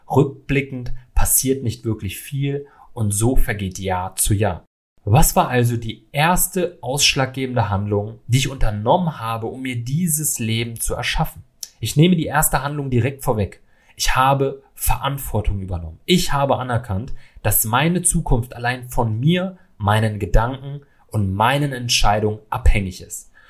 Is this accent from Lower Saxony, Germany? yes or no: yes; Salzgitter, Lower Saxony, Germany; Ich bin 1993 in Salzgitter aufgewachsen, ja, einer kleinen Stadt in Niedersachsen